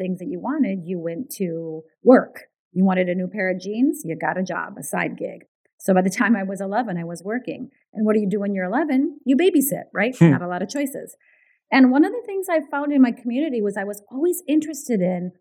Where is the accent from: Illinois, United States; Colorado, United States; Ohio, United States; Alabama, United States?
Illinois, United States; Chicago; first language Ukrainian; English is a second language; moved away as an adult; now in Canada; I grew up in Chicago in a really what we call a Ukrainian ghetto